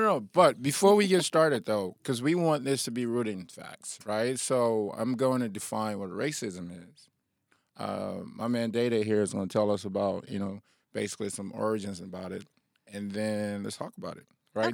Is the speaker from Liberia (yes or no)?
yes; Liberia; I'm from Liberia